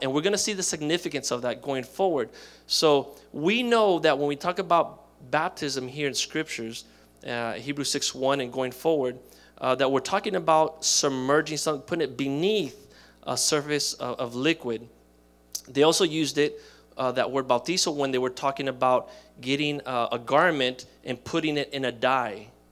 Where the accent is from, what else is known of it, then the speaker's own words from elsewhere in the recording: Miami, Florida, United States; I grew up in Miami